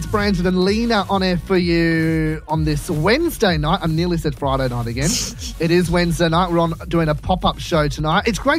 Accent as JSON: {"language": "English", "town": "Gosford", "region": "New South Wales", "country": "Australia", "said": "I'm from Gosford."}